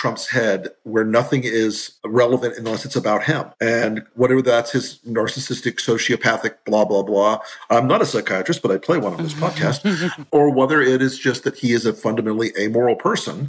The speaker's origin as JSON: {"language": "English", "region": "Florida", "country": "United States", "tie": "born or raised there", "said": "Florida, my home state"}